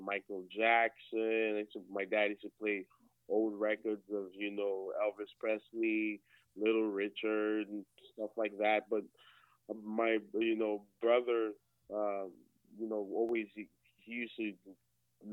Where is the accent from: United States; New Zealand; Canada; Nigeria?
Nigeria; moved away as an adult; I was born in Nigeria. Came over here in, you know, not too long ago, 2014, for education